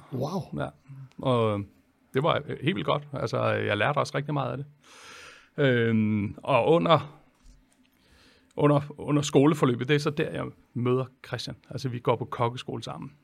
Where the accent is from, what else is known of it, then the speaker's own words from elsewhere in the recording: Holbæk, Zealand, Denmark; jeg er jo fra Holbæk